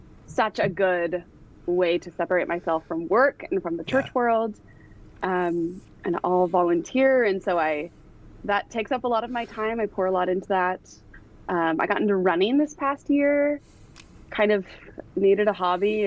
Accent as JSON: {"language": "English", "town": "Davis", "region": "California", "country": "United States", "tie": "born or raised there", "also_born_or_lived": "Sacramento, California / Washington", "said": "I grew up in Davis, spent most of my years there."}